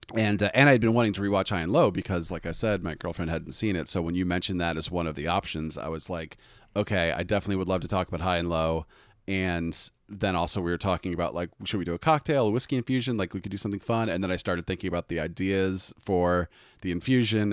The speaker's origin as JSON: {"language": "English", "country": "United States", "said": "we as Americans"}